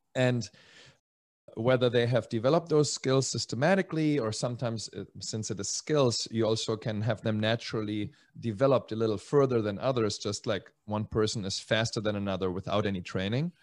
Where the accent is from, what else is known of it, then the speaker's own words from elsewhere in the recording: Germany; moved away; also born or lived in Czech Republic / Spain; originally Czech. I grew up in Germany and then in Spain